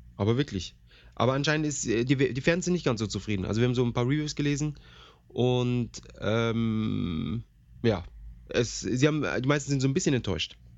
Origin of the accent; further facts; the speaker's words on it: Germany; bei uns in Deutschland